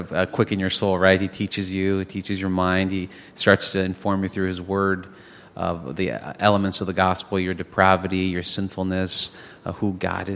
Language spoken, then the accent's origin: English; Los Angeles, California, United States; born or raised there; also born or lived in Lima, Peru